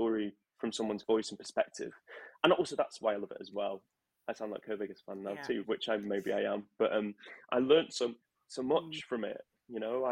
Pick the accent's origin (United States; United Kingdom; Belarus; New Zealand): United Kingdom; Manchester, North West England; moved away as an adult; also born or lived in London; when I was growing up in Manchester